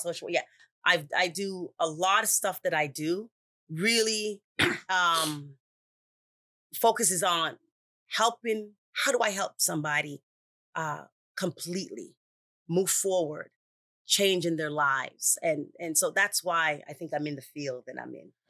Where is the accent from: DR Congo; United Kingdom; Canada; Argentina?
Canada; Toronto, Ontario; moved away as an adult; also born or lived in Jamaica; now in United States; from Canada, Toronto, Canada, was born in Jamaica, left there when I was four years old. So I was raised in Canada